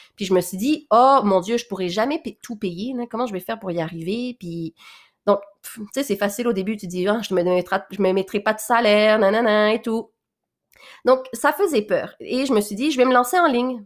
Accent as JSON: {"language": "French", "region": "Quebec", "country": "Canada", "tie": "born or raised there", "also_born_or_lived": "Réunion", "accent": "mix of French and Québécois", "said": "où j'ai grandi au Québec, là, donc euh, Valmorin, Sainte-Agathe"}